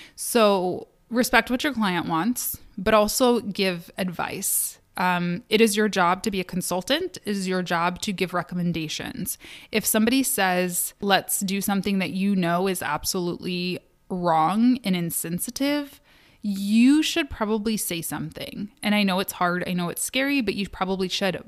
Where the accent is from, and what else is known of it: Kalamazoo, Michigan, United States; born or raised there; now in Detroit, United States